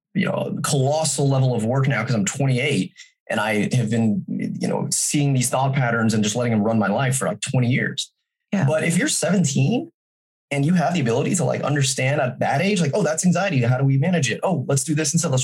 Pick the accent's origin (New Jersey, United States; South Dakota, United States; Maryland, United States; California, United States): California, United States; Folsom; I was raised in Folsom, California